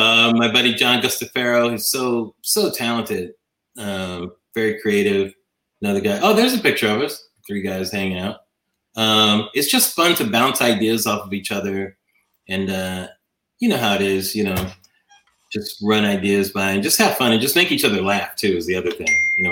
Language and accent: English; Queens, New York, United States; I'm from Queens to Manhattan.